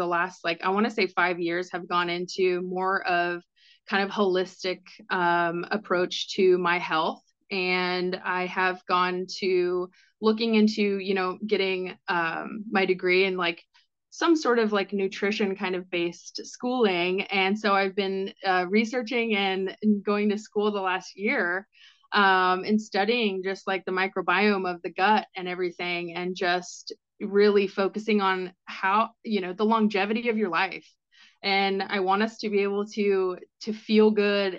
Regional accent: Washington, United States; moved away as an adult; also born or lived in Scottsdale, Arizona; I moved from Washington State. That's where I grown up in that country lifestyle

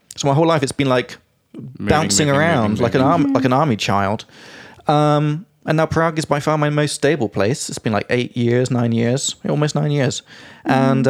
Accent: South West England, United Kingdom; Well, that was also kind of similar because I grew up in the Southwest, and I would say the worst thing about my childhood.

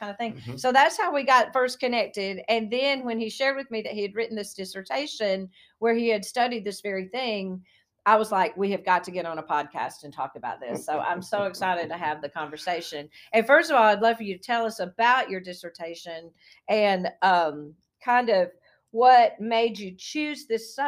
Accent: Union, South Carolina, United States; I was born in Union, South Carolina

